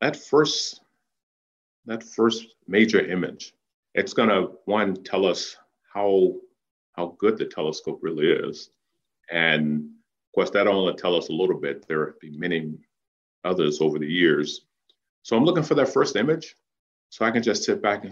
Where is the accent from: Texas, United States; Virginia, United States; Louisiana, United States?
Virginia, United States; Danville; growing up in Danville